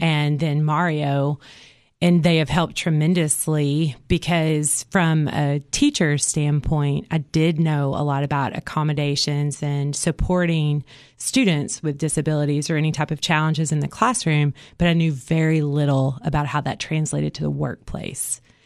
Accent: Cookeville, Tennessee, United States; I am from Cookville

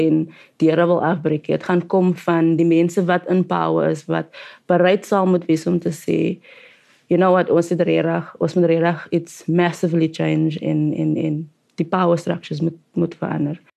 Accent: Cape Town, Western Cape, South Africa; ons is albei van die Cape Flats en soort van die same same upbringings

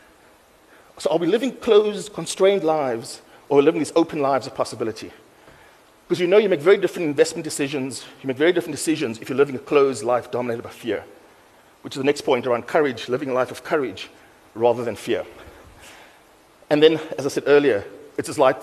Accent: Cape Town, Western Cape, South Africa; I grew up in Mitchell's Plain

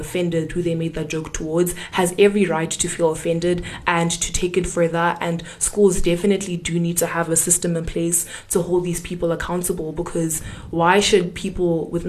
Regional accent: Zimbabwe; now in South Africa; the fact that I'm Zimbabwean, or to try and make me feel different or somehow about the fact that I'm not from South Africa, well, by culture, by birth, guys, my papers say my papers are South African.

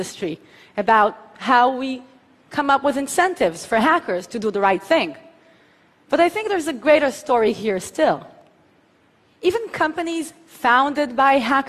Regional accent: Tel Aviv, Tel Aviv District, Israel; my hometown of Tel Aviv

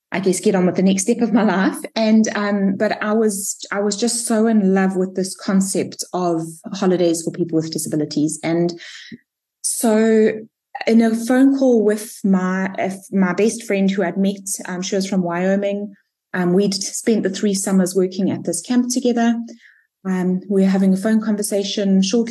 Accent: Durban, KwaZulu-Natal, South Africa; also born or lived in United States; I was born and raised in Durban, and I've spent most of my life here, except for a bit of time spent in the States

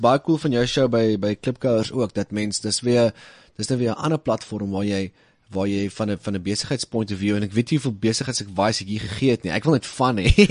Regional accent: Little Karoo, Western Cape, South Africa; ons klein karoo cowboys

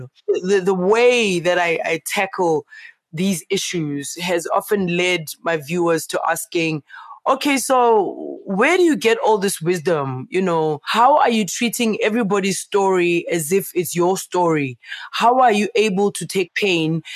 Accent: Soweto, Gauteng, South Africa; I grew up in Meadowlands

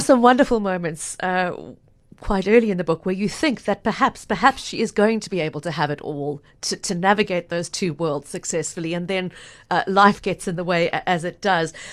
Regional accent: South Africa; now in Cape Town, South Africa; my home country

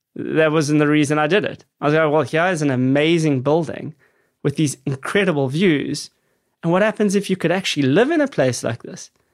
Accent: Johannesburg, Gauteng, South Africa; growing up in South Africa in suburbia

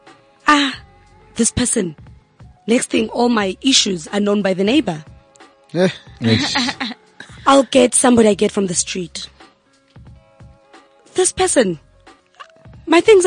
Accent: Kagiso, Gauteng, South Africa; when we grew up back at home in Kagiso, I'm from the West Rand

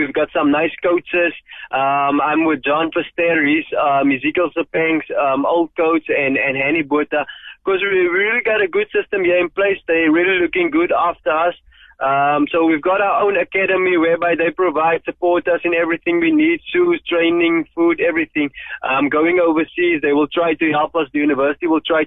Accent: George, Western Cape, South Africa; I grew up in George. I grew up in a colored location just outside George Buckelsdorp.

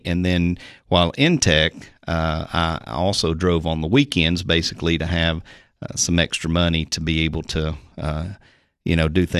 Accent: Sparta, Tennessee, United States; also born or lived in Moorhead, Kentucky; I was born in Moorhead, Kentucky. My dad was working for a gentleman there, actually training Tennessee walking horses. And then we moved to White County, Sparta, for him to go to work for a gentleman there.

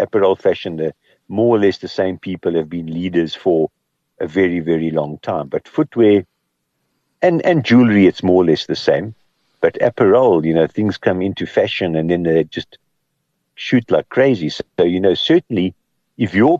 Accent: Kimberley, Northern Cape, South Africa; I grew up in Kimberley

